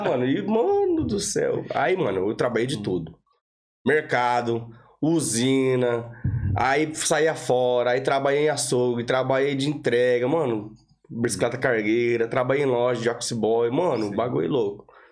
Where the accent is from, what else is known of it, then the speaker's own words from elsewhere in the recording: Rancharia, São Paulo, Brazil; moved away; also born or lived in Clones, Ireland; Sou do interior de São Paulo. Entendi. Rancharia, cidadezinha com 50 mil, 50 mil habitantes.